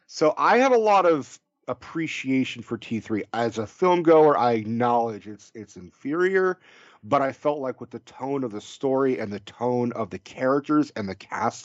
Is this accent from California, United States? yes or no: yes; Bay Area, California, United States; we're from the Bay Area. We're all liberals.